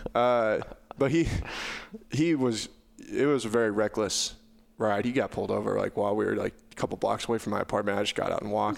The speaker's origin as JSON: {"language": "English", "region": "Southwest Iowa", "country": "United States", "said": "I was from Southwest Iowa"}